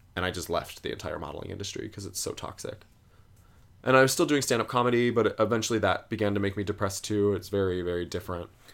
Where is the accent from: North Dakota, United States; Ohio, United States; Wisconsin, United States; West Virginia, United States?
Ohio, United States; a little town west of Cleveland; moved away as an adult; now in New York City, United States; I grew up in a little tiny town about twenty minutes west of Cleveland, Ohio, um, close to Lake Erie